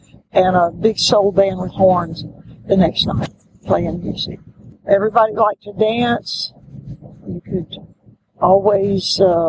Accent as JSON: {"language": "English", "region": "Louisiana", "country": "United States", "tie": "born or raised there", "also_born_or_lived": "Texas", "said": "growing up on the Gulf Coast, on the state line of Texas and Louisiana, was big soul music part of the country"}